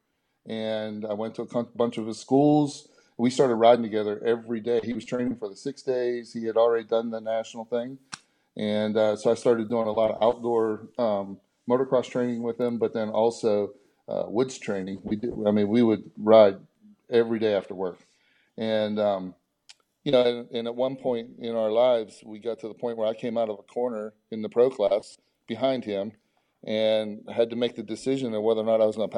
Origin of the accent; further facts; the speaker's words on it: Beaver Falls, Pennsylvania, United States; moved away; also born or lived in Texas; Beaver Falls, Pennsylvania, north of Pittsburgh